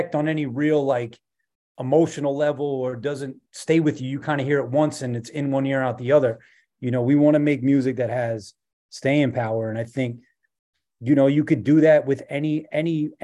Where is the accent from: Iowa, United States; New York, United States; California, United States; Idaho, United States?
New York, United States; New York City; I'm from Rockaway Beach